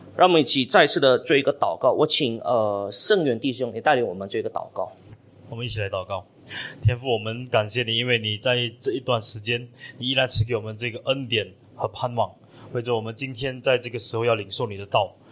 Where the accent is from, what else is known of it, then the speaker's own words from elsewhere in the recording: Malaysia; 冷气机已经成为我们马来西亚的必需品一样哈